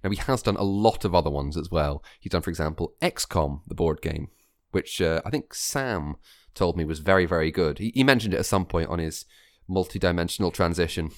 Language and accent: English; Scotland, United Kingdom; accent: Scottish; my real Scottish accent isn't real enough